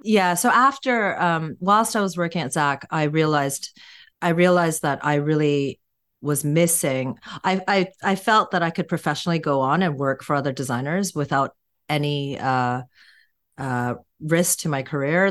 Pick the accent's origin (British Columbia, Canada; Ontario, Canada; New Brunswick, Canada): British Columbia, Canada; Vancouver; now in London, United Kingdom; I was born in Vancouver. I have a Korean background, but born in Canada